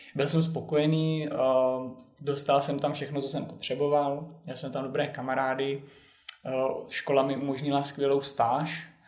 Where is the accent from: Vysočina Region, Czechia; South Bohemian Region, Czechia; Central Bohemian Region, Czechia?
Vysočina Region, Czechia; also born or lived in Zlín / Bratislava / Finland; now in Prague, Czech Republic; na Vysočinu, do lesu, odkud pocházím